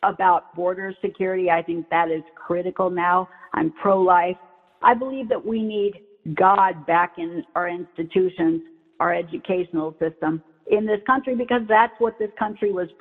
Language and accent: English; Florida, United States; I'm a Floridian